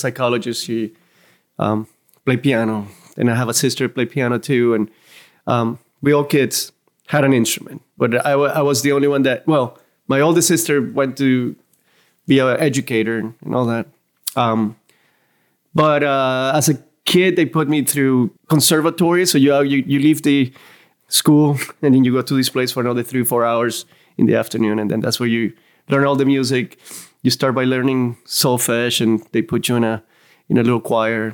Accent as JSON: {"language": "English", "country": "Venezuela", "tie": "born or raised there", "moved": "yes", "lives_now": "Savannah, United States", "said": "growing up in Venezuela"}